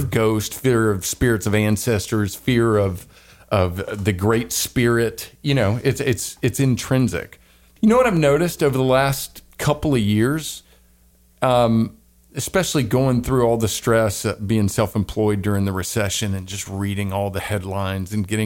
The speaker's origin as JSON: {"language": "English", "region": "the South", "country": "United States", "said": "But um, yeah, I am from the South. I don't know what happened to my Southern accent."}